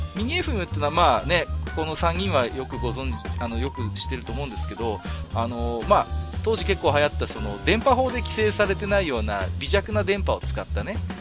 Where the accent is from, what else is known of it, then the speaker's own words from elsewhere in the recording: Tohoku, Japan; 僕東北の人間ですけども